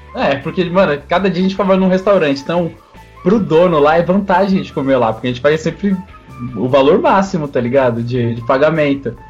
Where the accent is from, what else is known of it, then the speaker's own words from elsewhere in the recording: São Paulo, Brazil; also born or lived in Bahia; eu nasci na Bahia, só que eu tô desde pequeno aqui em São Paulo